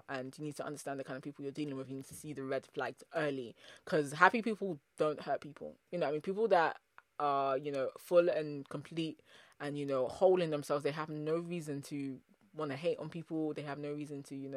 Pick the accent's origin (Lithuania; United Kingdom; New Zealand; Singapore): United Kingdom; also born or lived in Nigeria (ancestry); I'm a British Nigerian diasporan, so I have Nigerian parents